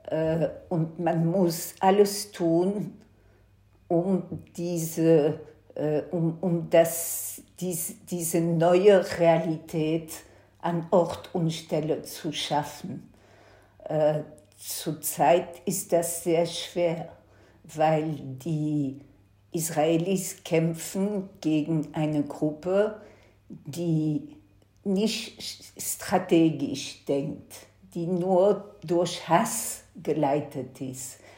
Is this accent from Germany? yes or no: no; Antwerp, Flanders, Belgium; ich bin in Belgien geboren, in 1955, äh, habe eine jüdische Schule in Antwerpen besucht und habe als Kind immer die Polizei vor meiner Schule gestehen.